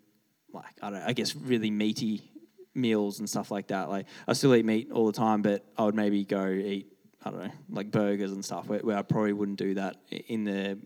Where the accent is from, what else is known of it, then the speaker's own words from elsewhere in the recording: Canberra, Australian Capital Territory, Australia; now in Melbourne, Australia; when I grew up in Canberra, so everything there is like really nice bush